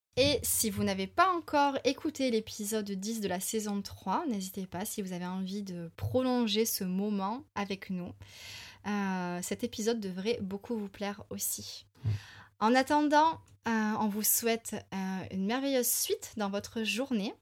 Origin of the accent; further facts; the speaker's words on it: France; en tant que bon français